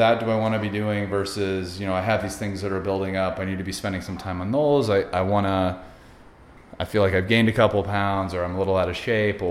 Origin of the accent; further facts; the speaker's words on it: Poway, California, United States; we moved there when I was 9, just lived there through high school